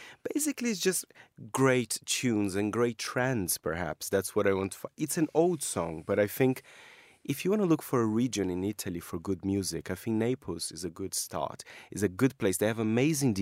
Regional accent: Brazil; moved away; It's from my home country

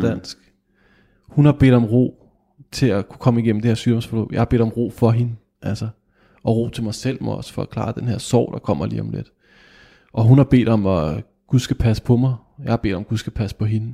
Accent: Kokkedal, Capital Region of Denmark, Denmark; Jeg kom fra Kokkedal

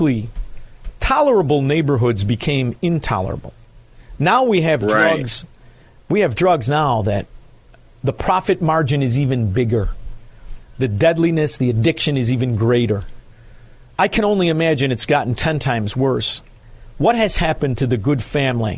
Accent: Chicago, Illinois, United States; being a Chicagoan and working at the South Water Market

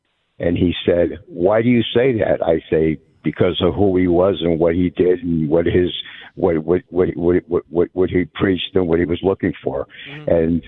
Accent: Waterbury, Connecticut, United States; now in Southington, United States; I'm from Waterbury originally, live in Southington now. I graduated with a class of 400 that probably 150 were black

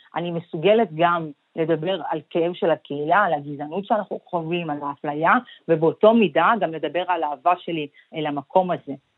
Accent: Israel; born or raised there; also born or lived in Ethiopia

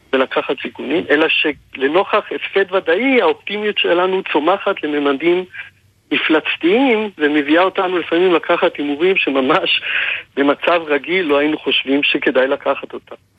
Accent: Israel; כולנו כישראלים שחיינו אז

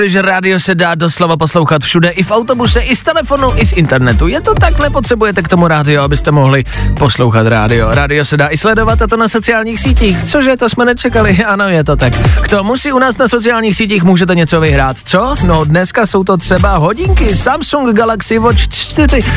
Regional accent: Teplice, Ústí nad Labem Region, Czechia; now in Prague, Czechia

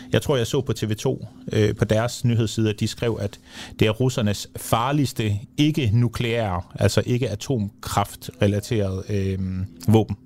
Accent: Denmark; vi som danskere

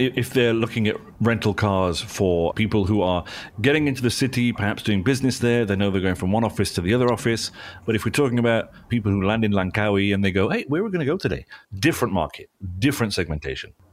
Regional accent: United Kingdom; now in Malaysia; my hometown in the town centre is all cobbles

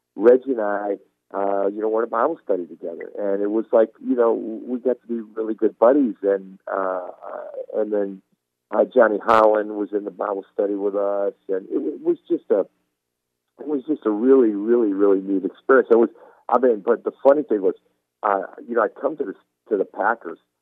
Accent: Istanbul, Turkey; now in United States; I was born in Istanbul, Turkey

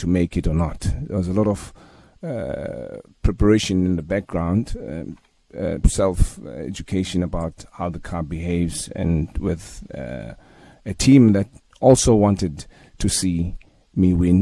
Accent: Transkei, Eastern Cape, South Africa; growing up in the Transkei

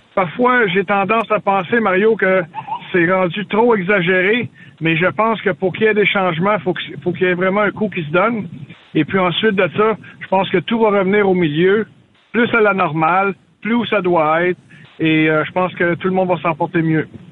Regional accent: Gatineau, Quebec, Canada; je suis de Gatineau

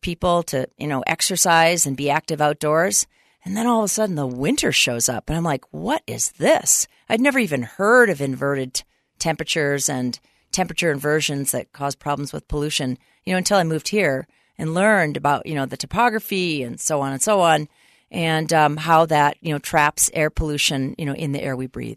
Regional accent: Minnesota, United States; moved away as an adult; now in Utah, United States; I grew up in Minnesota

